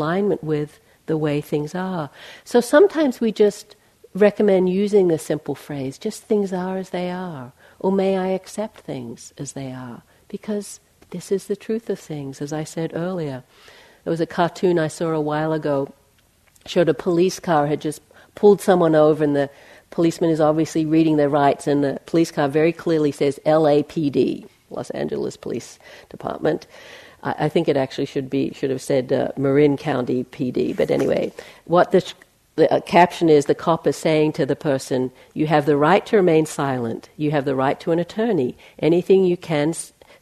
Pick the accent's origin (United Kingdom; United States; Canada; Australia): Australia; moved away as an adult; also born or lived in McLeod Ganj, India; When I left Australia, I'm from Australia, I left there in 1980, and I went to Asia